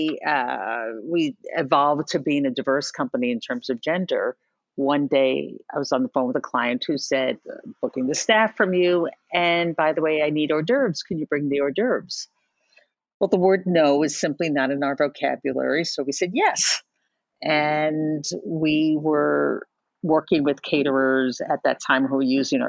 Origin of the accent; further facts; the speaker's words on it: New York City, New York, United States; I'm a native New Yorker, third generation Manhattan.